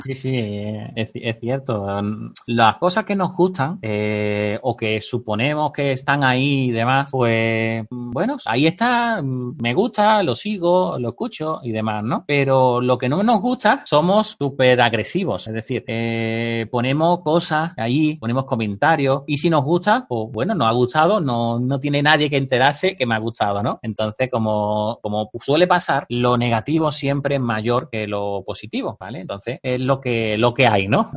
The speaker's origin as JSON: {"language": "Spanish", "region": "southern Spain", "country": "Spain", "said": "como soy del sur de España, pues hablo un poco rápido"}